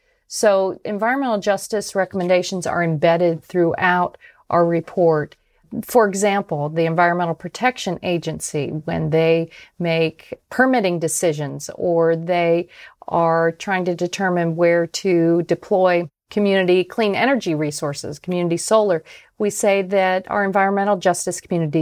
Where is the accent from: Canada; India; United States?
United States; Tampa, Florida; because my hometown of Tampa, Florida, just last week set an all-time high temperature record.